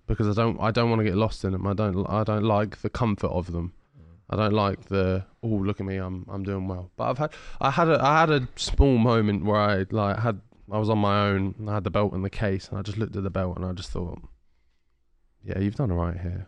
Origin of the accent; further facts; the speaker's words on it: Ipswich, East of England, United Kingdom; I'm extremely well known in Ipswich, in my hometown